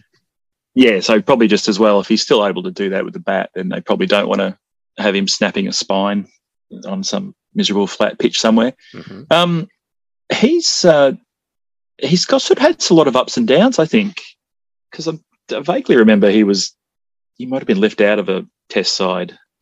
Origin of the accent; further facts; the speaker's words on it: Australia; I'm Australian